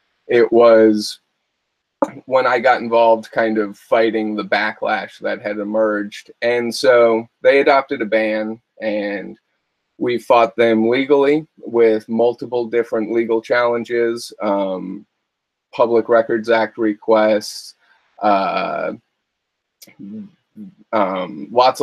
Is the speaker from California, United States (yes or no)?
yes; Calaveras County, California, United States; I'm from Calaveras County